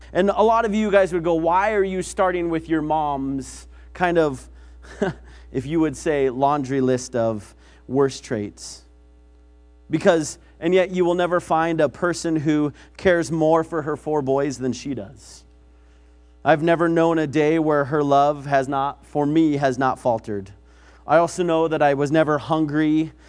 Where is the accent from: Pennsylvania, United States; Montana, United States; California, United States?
Montana, United States; Billings; I grew up in Billings